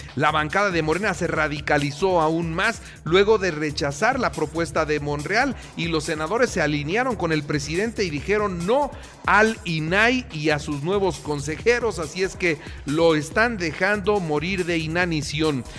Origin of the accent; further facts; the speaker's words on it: Puebla, Mexico; yo antes que priista soy poblano